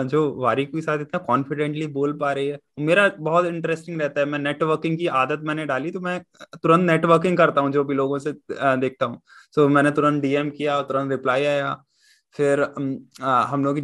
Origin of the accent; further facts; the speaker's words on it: Jhansi, Uttar Pradesh, India; मैं झांसी से हूँ आप प्रयागराज से हैं